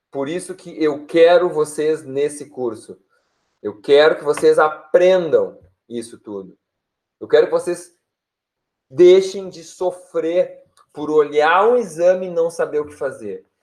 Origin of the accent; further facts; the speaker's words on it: Porto Alegre, Rio Grande do Sul, Brazil; Eu sou de Poa, sim, vivo e moro em Porto Alegre.